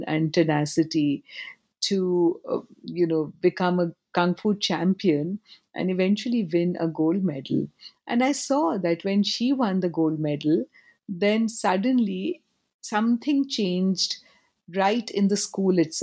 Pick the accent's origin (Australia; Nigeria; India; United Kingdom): India; Kolkata, West Bengal; also born or lived in Forbesganj, Bihar, India; now in New York, United States; My hometown, my childhood home, is in Calcutta and in Forbesganj